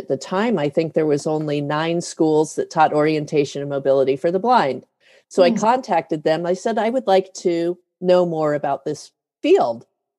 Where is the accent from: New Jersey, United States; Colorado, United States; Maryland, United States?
Colorado, United States; Denver; born there; And I was born in Denver